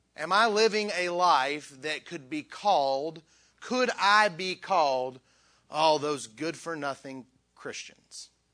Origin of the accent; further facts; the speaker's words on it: Southern West Virginia, United States; I'm from West Virginia. uh, Southern West Virginia.